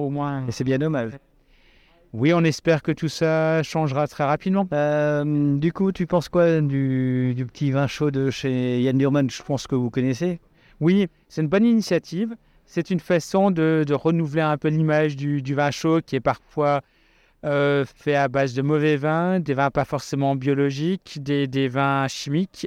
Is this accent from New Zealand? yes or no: no; Alsace, Grand Est, France; je suis un Alsacien